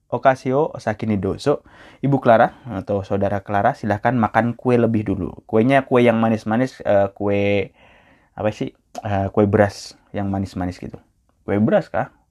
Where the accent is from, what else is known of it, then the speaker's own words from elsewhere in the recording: Java, Indonesia; orang Indonesia orang Jawa kayak saya kan orang Jawa